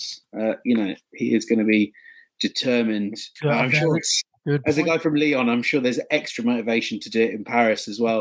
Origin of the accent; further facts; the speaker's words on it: England, United Kingdom; I'm English